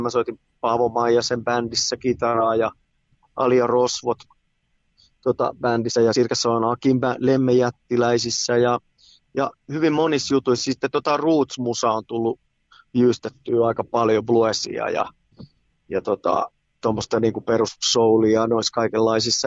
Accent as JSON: {"language": "Finnish", "town": "Tampere", "region": "Pirkanmaa", "country": "Finland", "tie": "born or raised there", "moved": "as an adult", "lives_now": "Helsinki, Finland", "said": "mä oon syntynyt keskussairaalassa ja sitten Raholassa pienenä poikana ja sitten muutettiin Kirjavaisen kadulle Ruotulaa ja Messukylä yhteiskoulua"}